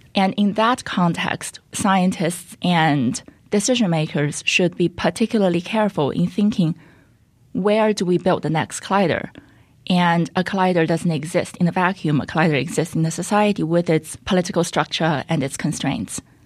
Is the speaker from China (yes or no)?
yes; China; moved away as an adult; now in United States; I was born and raised in China